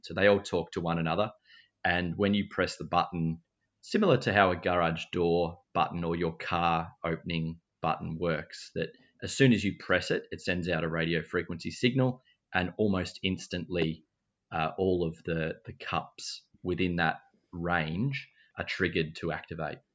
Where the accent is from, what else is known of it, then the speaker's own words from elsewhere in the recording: Mansfield, Victoria, Australia; I grew up in Mansfield, in country Victoria